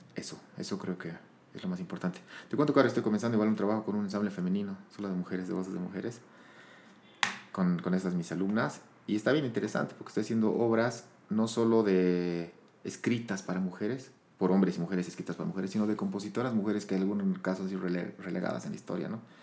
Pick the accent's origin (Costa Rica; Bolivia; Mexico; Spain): Bolivia; La Paz; moved away as an adult; also born or lived in Sucre; soy, soy de La Paz. Em, he nacido en el 84. Eh, ya tengo 38 años. Eh, me, prácticamente vivido hasta mis, hasta mis 20 años en La Paz